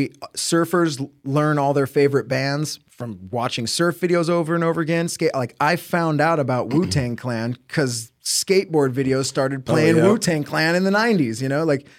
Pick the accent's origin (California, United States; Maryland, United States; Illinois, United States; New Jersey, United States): California, United States; Huntington Beach; We grew up in Huntington Beach. It's, like, one city over.